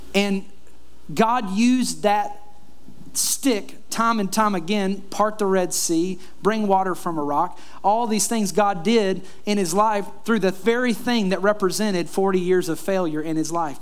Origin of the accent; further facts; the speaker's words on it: Kentucky, United States; moved away; also born or lived in Florida; the house that I grew up in in Kentucky